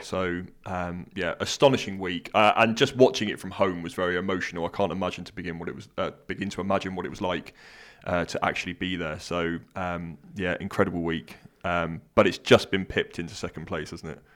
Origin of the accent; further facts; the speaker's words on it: United Kingdom; I'm British